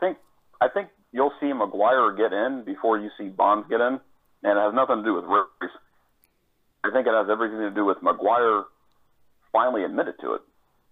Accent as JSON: {"language": "English", "region": "Florida", "country": "United States", "tie": "born or raised there", "also_born_or_lived": "Colorado", "moved": "as an adult", "said": "I grew up down here in Florida"}